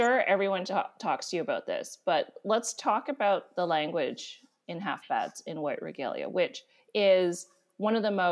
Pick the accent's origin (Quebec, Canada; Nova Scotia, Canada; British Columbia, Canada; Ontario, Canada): British Columbia, Canada; Vancouver; I'm from Vancouver